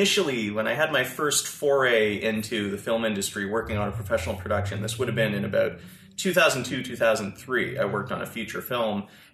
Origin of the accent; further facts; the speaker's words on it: Chelsea, Quebec, Canada; I grew up in Chelsea, Quebec, so just up in Gatineau.